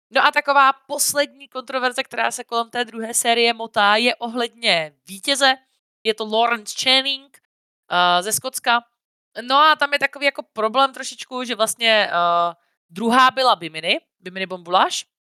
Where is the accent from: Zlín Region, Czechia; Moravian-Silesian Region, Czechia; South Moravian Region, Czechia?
South Moravian Region, Czechia; near Brno; also born or lived in Vysočina; jsem vyrůstala většinu času jako u Brna